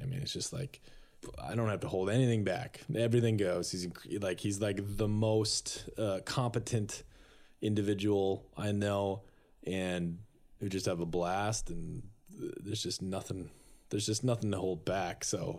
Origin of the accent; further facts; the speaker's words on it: Minnesota, North Dakota, United States; I grew up in North Dakota.